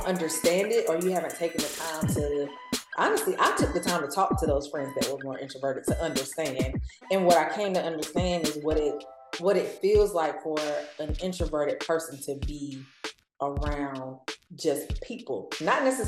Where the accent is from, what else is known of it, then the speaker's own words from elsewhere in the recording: North Carolina, United States; moved away as an adult; now in Atlanta, United States; I'm from North Carolina.